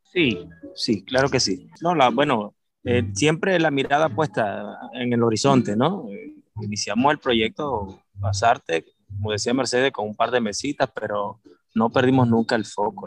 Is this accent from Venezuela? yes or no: yes; Maracaibo, Zulia, Venezuela; also born or lived in Nicaragua; now in Granada, Nicaragua; soy de Venezuela, Maracaibo específicamente, Estado Zulia. Tengo ya varios años por acá, por Nicaragua